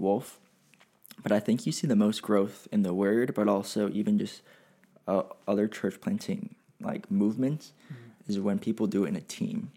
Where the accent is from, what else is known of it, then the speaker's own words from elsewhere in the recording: Pasadena, California, United States; I was born and raised in the Pasadena, California area